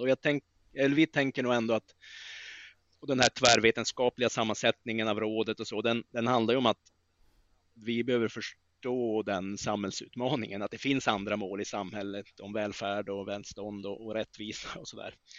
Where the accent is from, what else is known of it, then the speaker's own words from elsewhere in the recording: northern Sweden, Sweden; min hembygd i norra Sverige